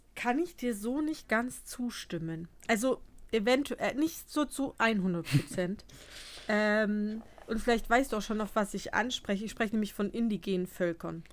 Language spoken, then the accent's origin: German; Bavaria, Germany; bei uns in Bayern